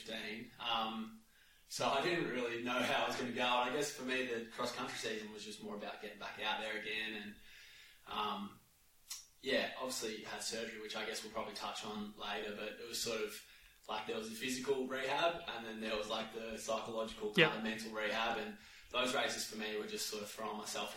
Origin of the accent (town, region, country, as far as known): Australia; born or raised there